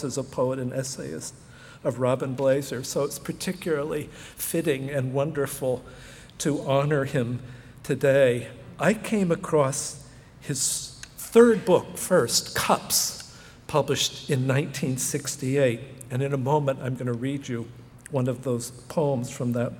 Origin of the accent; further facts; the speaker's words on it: San Francisco Bay Area, California, United States; I'm from the San Francisco Bay Area